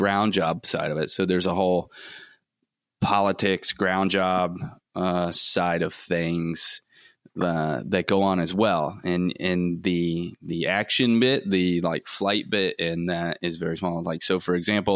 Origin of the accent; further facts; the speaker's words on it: Florida, United States; growing up in Florida, like, I was always swimming or on boats